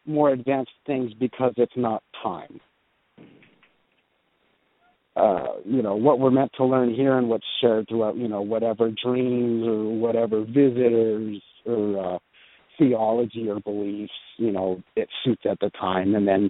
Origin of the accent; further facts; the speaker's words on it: New Mexico, United States; I grew up in New Mexico, across the street from a cemetery, literally